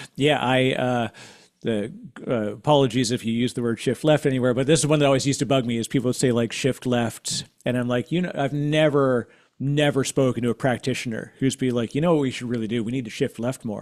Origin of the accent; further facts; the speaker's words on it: Canada; as a Canadian, uh, uh, I used to, I worked in financial services for a long time